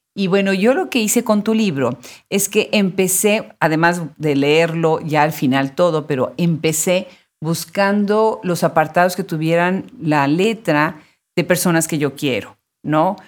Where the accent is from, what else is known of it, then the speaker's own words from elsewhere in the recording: Mexico; moved away; mi país natal, México